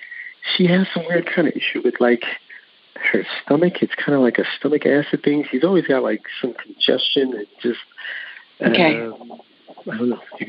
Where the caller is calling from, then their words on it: New York, United States; I'm calling from New York.